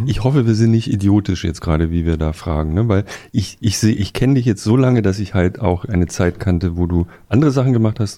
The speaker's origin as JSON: {"language": "German", "town": "Bretten", "region": "Baden-Württemberg", "country": "Germany", "moved": "yes", "said": "bei uns in Bretten"}